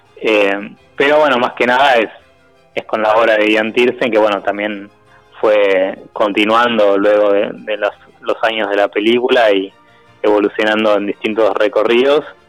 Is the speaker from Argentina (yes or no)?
yes; Buenos Aires, Argentina; somos de Buenos Aires